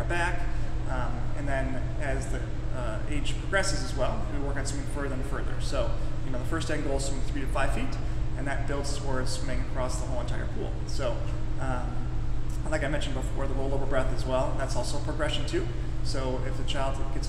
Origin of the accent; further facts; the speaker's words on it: Michigan, United States; moved away; I'm born and raised in Michigan.